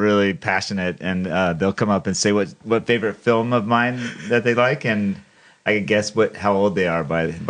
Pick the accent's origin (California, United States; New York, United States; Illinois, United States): California, United States; Encinitas; moved away as an adult; I grew up in San Diego, California. And I was there till I was 30 years old or so.